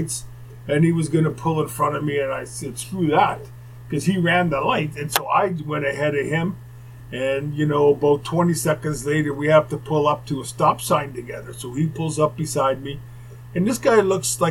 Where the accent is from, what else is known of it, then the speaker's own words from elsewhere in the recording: Winnipeg, Manitoba, Canada; moved away; Growing up in Winnipeg